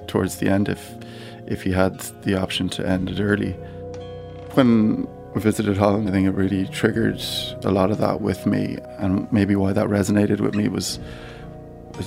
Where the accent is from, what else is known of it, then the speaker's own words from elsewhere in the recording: Ireland; I'm the Irish doctor